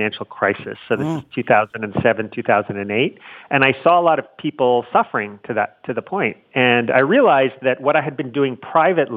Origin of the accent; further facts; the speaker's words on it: New York City, New York, United States; I grew up in Manhattan in New York City